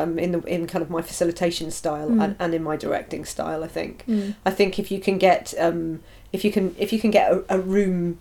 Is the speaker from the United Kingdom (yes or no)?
yes; Newport, Wales, United Kingdom; Originally from Newport. Yeah, I am. That's where I grew up